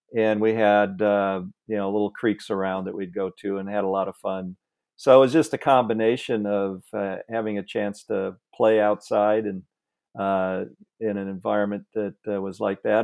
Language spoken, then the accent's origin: English; Peotone, Illinois, United States; moved away; I grew up in Illinois in a little farm town, um, a town called Peatone